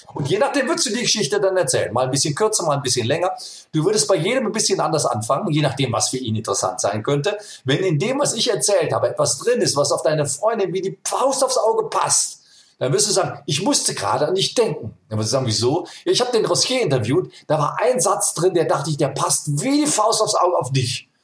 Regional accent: Germany; ich bin aus Deutschland

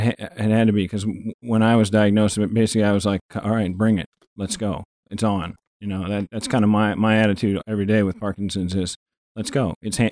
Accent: Quantico, Virginia, United States; born there; I was born in Quantico, Virginia. My dad was a Marine for 34 years.

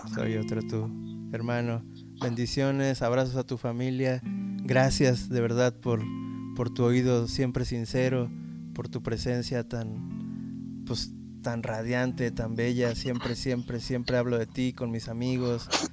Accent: Mexico; la experiencia como mexicano

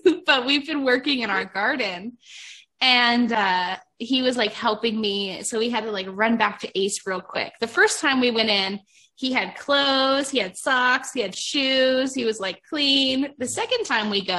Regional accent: Ohio, United States; moved away; I was born and raised in Ohio

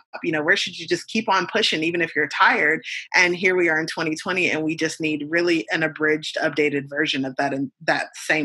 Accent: United States; as an American

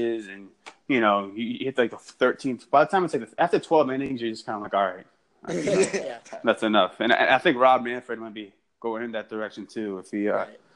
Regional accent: Massachusetts, United States; moved away; I'm not from here, so I'm from Massachusetts

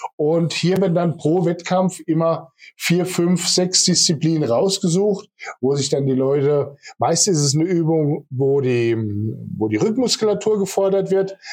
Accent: Kleinheubach, Bavaria, Germany; now in Walldürn, Germany; Mein Elternhaus ist in Kleinholbach, also ich bin ursprünglich aus Kleinheubach

